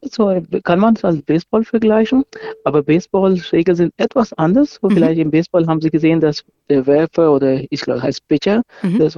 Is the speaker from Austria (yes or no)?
no; Pakistan; now in Nuremberg, Germany; ich komme ursprünglich aus Pakistan, aber ich habe in Deutschland studiert.